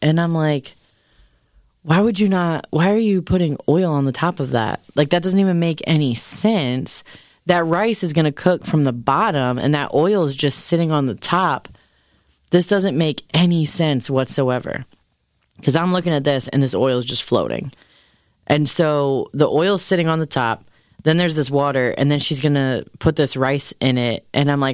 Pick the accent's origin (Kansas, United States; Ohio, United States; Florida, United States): Ohio, United States; Canton; I'm, in fact, from Canton, Ohio